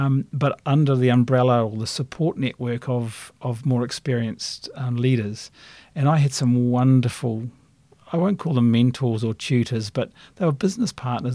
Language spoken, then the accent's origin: English; Christchurch, Canterbury, New Zealand; moved away as an adult; as a kid growing up in Christchurch